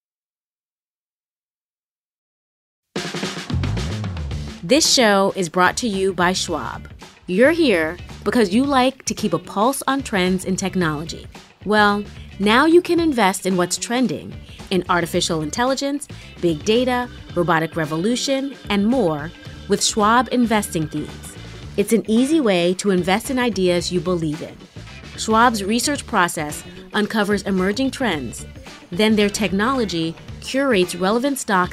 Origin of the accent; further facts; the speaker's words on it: New York City, New York, United States; I grew up in New York City, specifically in Harlem